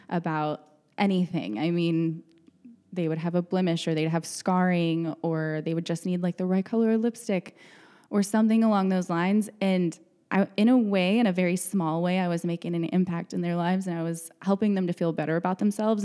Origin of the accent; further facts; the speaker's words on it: Odessa, Texas, United States; moved away as an adult; now in Dallas, United States; I'm from West Texas. I grew up in Odessa